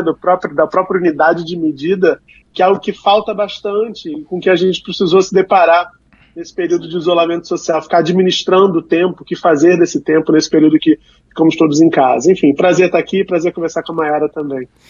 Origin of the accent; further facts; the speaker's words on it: Rio de Janeiro, Brazil; Eu sou de Realengo